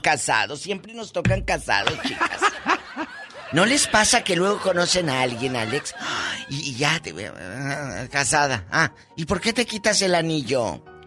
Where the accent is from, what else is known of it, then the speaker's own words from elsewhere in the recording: Matamoros, Tamaulipas, Mexico; moved away as an adult; hace muchos años yo trabajé en mi tierra, en Matamoros